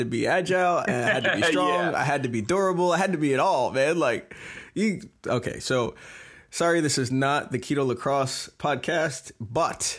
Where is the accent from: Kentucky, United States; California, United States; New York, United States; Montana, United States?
New York, United States; Long Island; moved away; also born or lived in Albany, New York; I'm originally from New York, which you didn't even know, Long Island